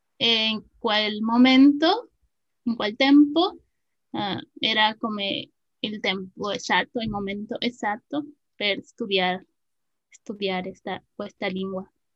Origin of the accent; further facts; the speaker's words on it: Mexico; Italian is a second language; also born or lived in State of Mexico; sono una messicana